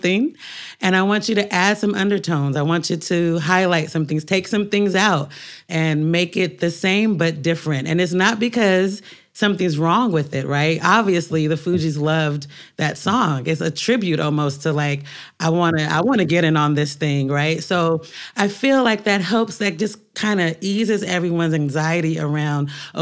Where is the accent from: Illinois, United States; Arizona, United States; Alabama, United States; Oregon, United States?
Oregon, United States; Portland; moved away as an adult; now in New York, United States; While I was growing up in Portland